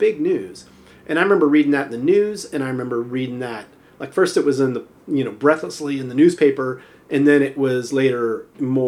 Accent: Southern California, United States; now in Ashland, United States; growing up in Southern California

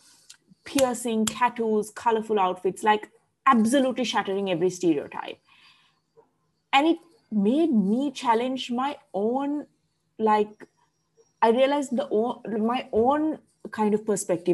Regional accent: Colombo, Western Province, Sri Lanka; also born or lived in Sydney, Australia; I grew up in Colombo

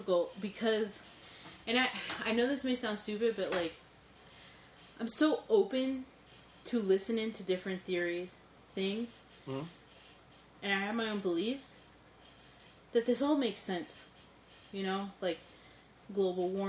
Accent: New York, United States; I was born and raised in New York

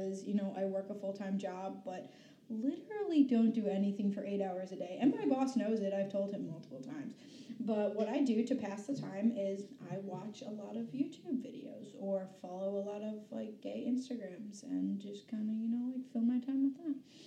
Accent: Albany, New York, United States; We're from Albany, New York.

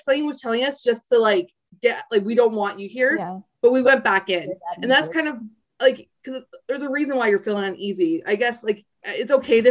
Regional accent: Niagara Falls, Ontario, Canada; I grew up in Niagara Falls.

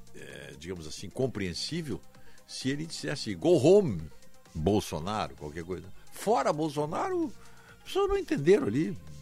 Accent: Viamão, Rio Grande do Sul, Brazil; me criei lá em Viamão

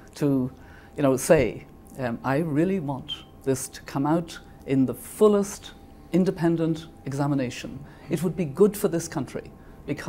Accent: Ireland; moved away as an adult; now in New York, United States; It's a second home to me as an Irish person.

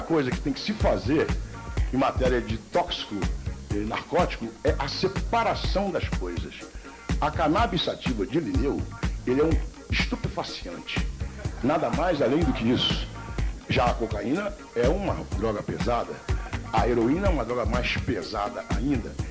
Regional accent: Rio de Janeiro, Brazil; nasci na rua Afonso Pena

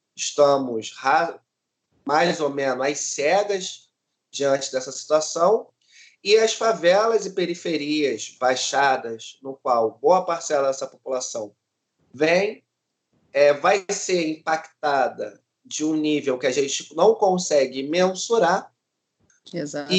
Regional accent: Rio de Janeiro, Brazil; sou cria aqui da Maré

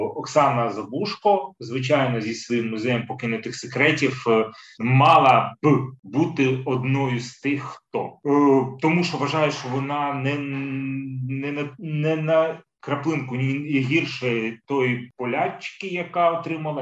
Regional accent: Kyiv, Ukraine; я, як киянин з більш ніж 30-річним стажем

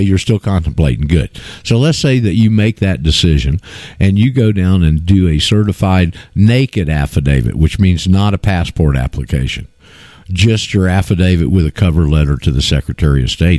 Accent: Florida, United States; my hometown uh, in Florida

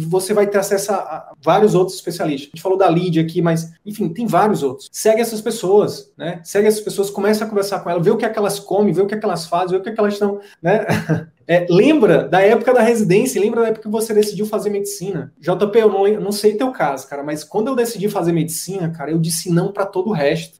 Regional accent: interior of Piauí, Brazil; moved away; eu vim do interior do interior do Piauí.

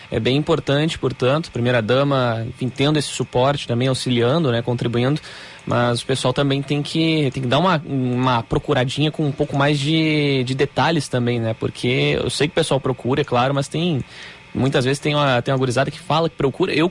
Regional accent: Santa Catarina, Brazil; now in Rio Grande do Sul, Brazil; Eu sou de Santa Catarina, mas moro aqui há quatro anos.

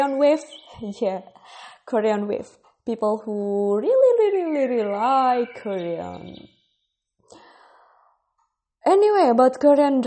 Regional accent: Indonesia; English is a second language; also born or lived in Bogor, West Java; I am from Indonesia. I live in Bogor, West Java.

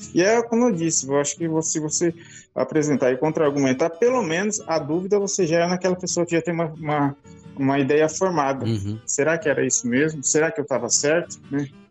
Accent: Dourados, Mato Grosso do Sul, Brazil; moved away as an adult; now in Campo Grande, Brazil; Eu sou natural de Dourados, hoje eu moro em Campo Grande.

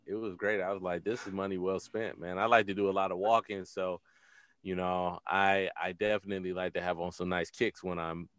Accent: Detroit, Michigan, United States; because I'm from Detroit

